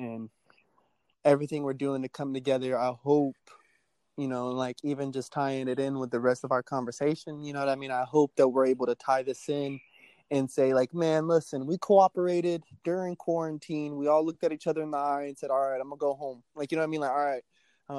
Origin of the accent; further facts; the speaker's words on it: United States; I love the nation I live in. You know, I'm American in and out